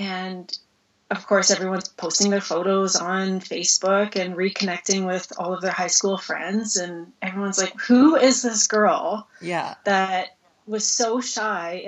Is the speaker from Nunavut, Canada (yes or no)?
no; Red Deer, Alberta, Canada; moved away as an adult; also born or lived in Cayman Islands; It's my hometown